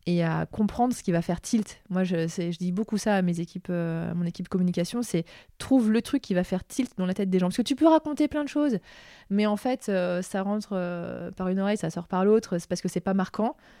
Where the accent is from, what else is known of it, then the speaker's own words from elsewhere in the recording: Lyon, Auvergne-Rhône-Alpes, France; c'était à la Altony Garnier à Lyon, et je suis lyonnaise